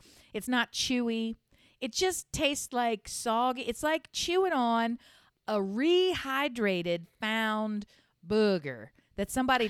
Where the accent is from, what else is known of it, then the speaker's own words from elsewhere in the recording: Delaware, United States; I'm from the Diamond State, which is our nickname because our motto is the first state.